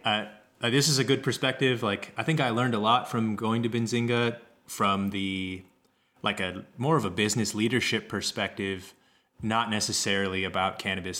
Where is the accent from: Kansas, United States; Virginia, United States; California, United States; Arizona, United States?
Kansas, United States; I grew up in Kansas.